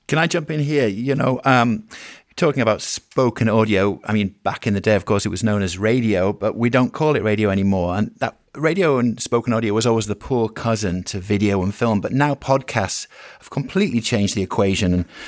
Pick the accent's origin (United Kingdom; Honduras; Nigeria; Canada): United Kingdom; I'm a Brit.